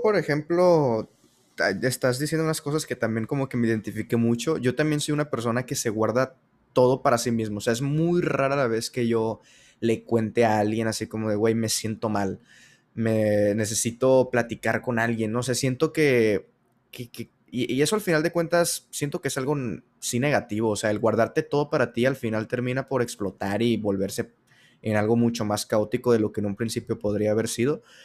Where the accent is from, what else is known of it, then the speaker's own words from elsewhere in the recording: Sinaloa, Mexico; yo soy de Sinaloa